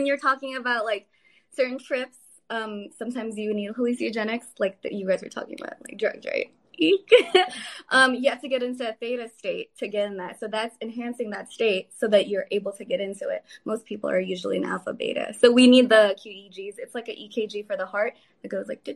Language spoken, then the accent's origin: English; the Bay Area, California, United States; I'm from California, from the Bay Area